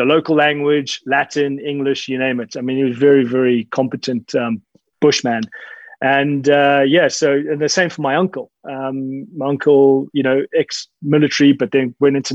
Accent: Zimbabwe; I was born and raised in Zimbabwe

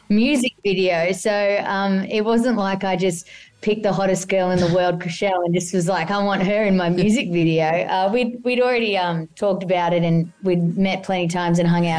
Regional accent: Australia; accent: Aussie

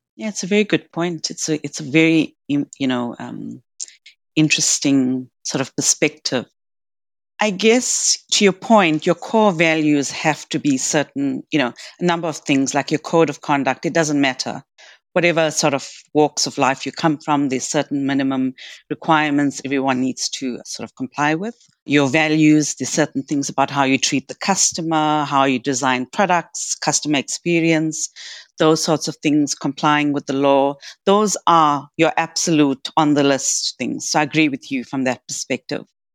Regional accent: South Africa; moved away as an adult; also born or lived in south of India (ancestry); now in Australia; I was, you know, third generation born in South Africa and I'm very South African by the same token.

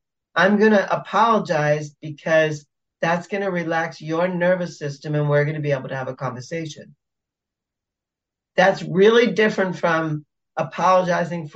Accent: United States; I, as an American, I'm super direct

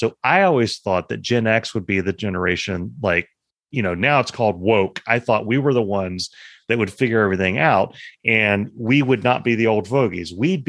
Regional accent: Proctorville, Ohio, United States; I'm from Proctorville, which is across the river from Huntington, West Virginia.

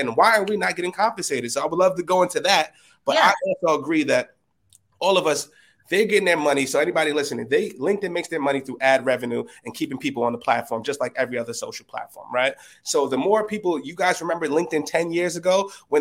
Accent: New York City, New York, United States; I'm a dude from the Bronx in a two-bedroom apartment

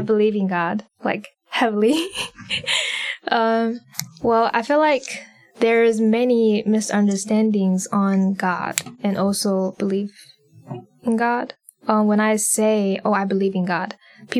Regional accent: Shanghai, China; moved away as an adult; now in United States; I was born and raised in Shanghai, China

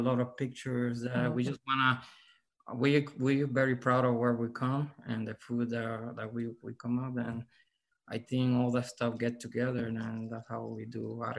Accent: Arecibo, Puerto Rico; now in San Antonio, United States; I'm from Arecibo. Arecibo is my hometown, Puerto Rico

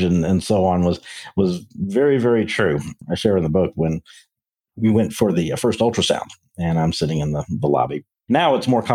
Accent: Memphis, Tennessee, United States; moved away as an adult; now in Texas, United States; born and raised in Memphis

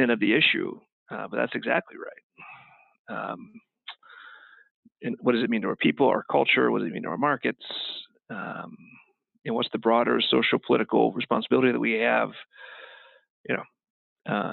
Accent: Kentucky, United States; now in Kansas City, United States; I grew up in Kentucky

